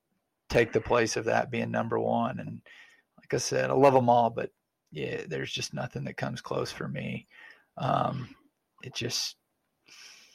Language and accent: English; Arkansas, United States; I grew up in Arkansas like you.